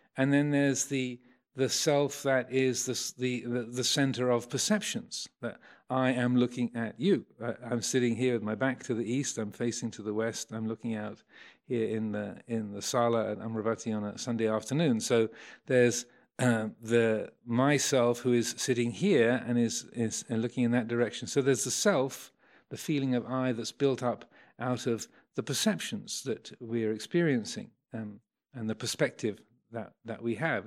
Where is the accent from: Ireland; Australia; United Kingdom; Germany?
United Kingdom; Kent, South East England; also born or lived in London; I was born in Kent, nineteen fifty-six